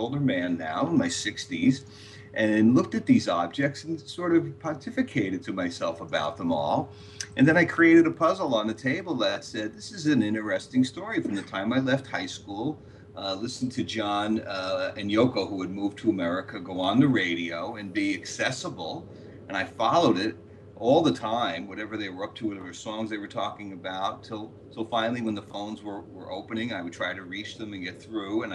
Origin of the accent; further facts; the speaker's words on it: New Jersey, United States; I'm from New Jersey